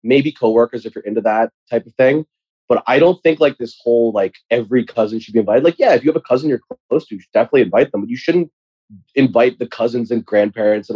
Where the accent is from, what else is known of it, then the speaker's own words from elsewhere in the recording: United States; Thanksgiving as an American here is very important to me and my family.